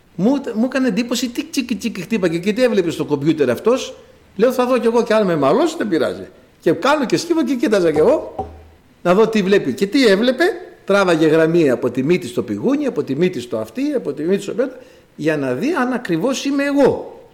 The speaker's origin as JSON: {"language": "Greek", "country": "Greece", "said": "Είμαστε Έλληνες ως προς το γένος το σαρκικό, το γήινο"}